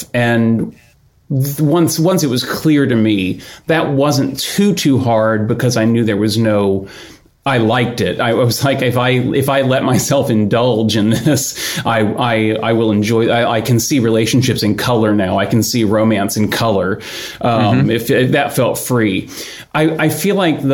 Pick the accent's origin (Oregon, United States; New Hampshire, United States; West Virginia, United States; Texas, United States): Texas, United States; Houston; moved away as an adult; I grew up in Houston